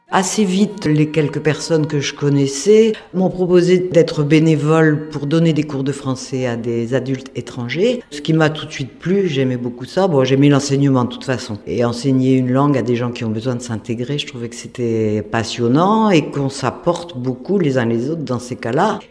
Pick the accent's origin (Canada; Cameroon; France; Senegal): France; Lille, Hauts-de-France; moved away as an adult; now in Hasparren, France; Je suis à Spandard depuis 2011, alors que à l'origine, moi, je suis lilloise